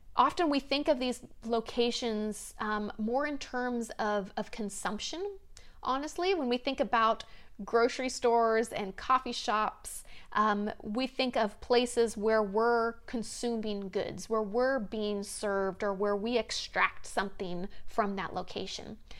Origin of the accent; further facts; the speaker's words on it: the South, United States; moved away; When I grew up in the South, it seemed like almost every home had a, a big front porch